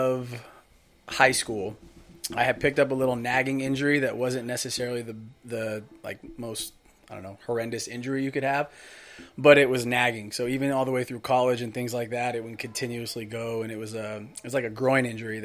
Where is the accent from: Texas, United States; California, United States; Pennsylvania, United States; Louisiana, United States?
California, United States; Rancho Cucamonga; Born and raised out here in Southern California.